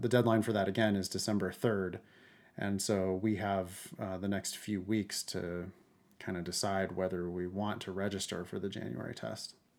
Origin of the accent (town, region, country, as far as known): Central Valley, Northern California, United States; born or raised there